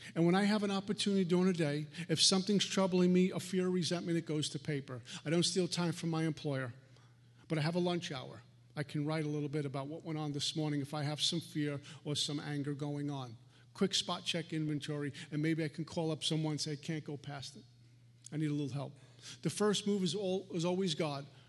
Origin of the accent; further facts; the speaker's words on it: New York City, New York, United States; I grew up in Brooklyn